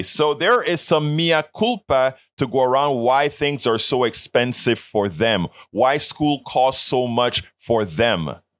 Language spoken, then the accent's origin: English; Colón, Panama; now in United States; I'm from Panama, Central America.